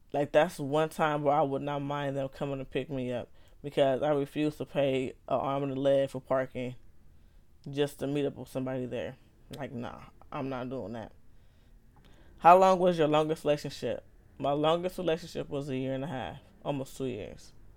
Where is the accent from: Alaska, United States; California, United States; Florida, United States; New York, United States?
California, United States; Los Angeles; I grew up in Los Angeles, California